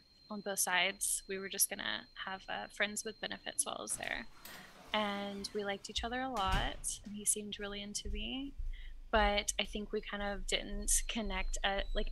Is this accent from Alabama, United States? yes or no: yes; Alabama, United States; moved away as an adult; also born or lived in Idaho; I'm originally from Alabama